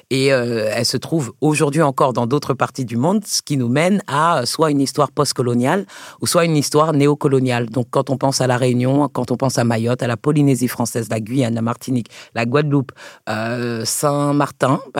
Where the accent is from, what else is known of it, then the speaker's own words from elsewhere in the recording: Côte d’Ivoire; also born or lived in France; Je suis ivoirienne aussi. Je suis plein d'autres choses.